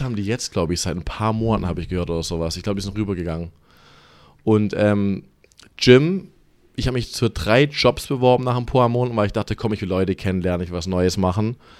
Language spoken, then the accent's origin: German; Stuttgart, Baden-Württemberg, Germany; accent: German; moved away as an adult; now in Los Angeles, United States; Ich bin so vor circa zweieinhalb Jahren ausgewandert, direkt aus Stuttgart. Geboren, aufgewachsen die meiste Zeit da.